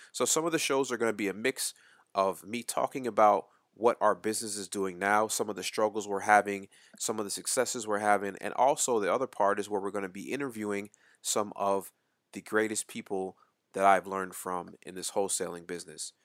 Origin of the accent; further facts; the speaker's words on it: Winston-Salem, North Carolina, United States; moved away as an adult; also born or lived in Port Chester, New York; our family moved to the small town in Winston-Salem, North Carolina, and that is where I basically was raised. I went to high school, middle school, elementary school, all of that right there in Winston-Salem, North Carolina.